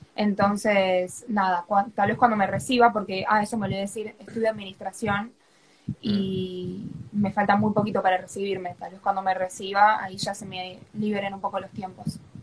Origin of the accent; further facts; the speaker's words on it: Buenos Aires, Argentina; soy acá de Argentina, de Capital Federal, para ser exacta